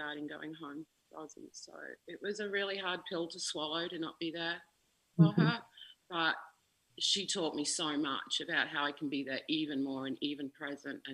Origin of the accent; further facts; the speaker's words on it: Ipswich, Queensland, Australia; there was a hospice in my hometown, Ipswich Hospice